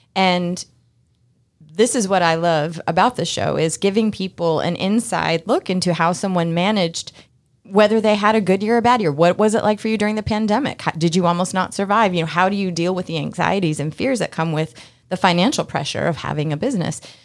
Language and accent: English; Massachusetts, United States; now in Georgia, United States; I'm from Massachusetts, too